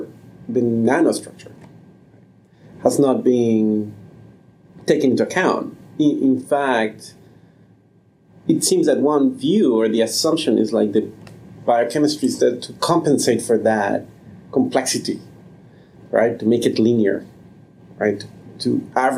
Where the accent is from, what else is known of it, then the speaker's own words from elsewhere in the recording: Mexico City, Mexico; moved away; I grew up in Mexico City